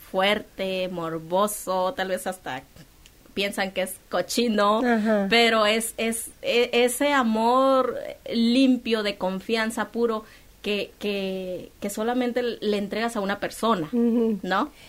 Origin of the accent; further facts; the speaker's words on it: Culiacán, Sinaloa, Mexico; Yo vivo en Culiacán, soy de Culiacán